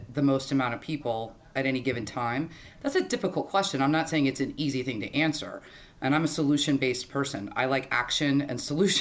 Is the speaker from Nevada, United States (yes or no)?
no; Pittsburgh, Pennsylvania, United States; moved away as an adult; also born or lived in Washington, D.C.; now in Leesburg, United States; I grew up in Pittsburgh, Pennsylvania